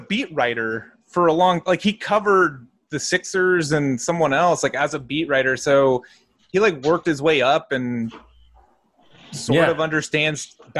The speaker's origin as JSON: {"language": "English", "region": "Connecticut", "country": "United States", "said": "I'm from Connecticut, but you know."}